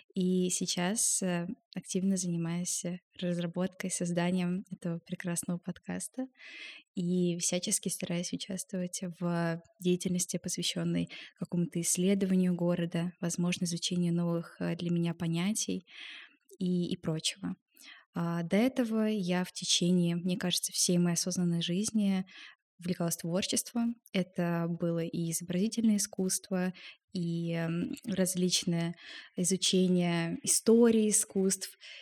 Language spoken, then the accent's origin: Russian; Moscow, Russia; И я родилась в Москве и росла вместе с бабушкой и дедушкой